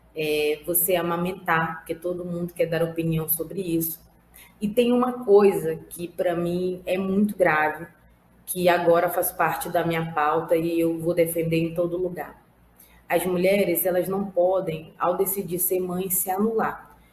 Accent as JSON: {"language": "Portuguese", "region": "Amazonas", "country": "Brazil", "said": "estou secretária nacional de Mulheres do PT, mas sou do Amazonas."}